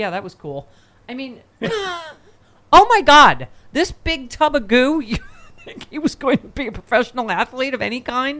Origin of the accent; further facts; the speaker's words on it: Buffalo, New York, United States; my hometown, Buffalo